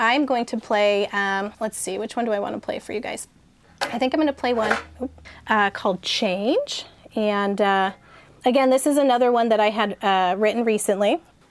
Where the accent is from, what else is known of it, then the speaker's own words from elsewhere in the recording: San Diego, California, United States; So we're all from North County, San Diego.